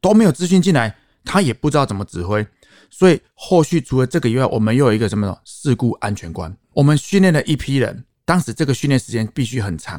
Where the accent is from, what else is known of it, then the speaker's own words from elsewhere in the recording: Taoyuan, Taiwan; 我是在地桃园人，土生土长，